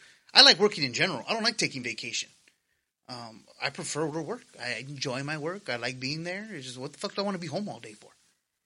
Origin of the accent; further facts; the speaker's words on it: United States; as an American, because again, yes, I am a Latino male, but I am an American.